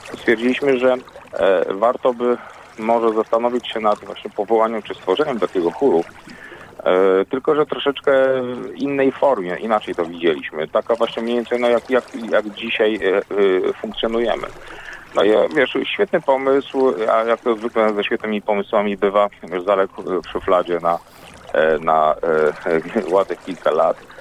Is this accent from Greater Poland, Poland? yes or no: no; Stalowa Wola, Subcarpathian Voivodeship, Poland; moved away; also born or lived in Warmia; ja pochodzę w ogóle z Małopolski, a znaczy z Podkarpacia obecnego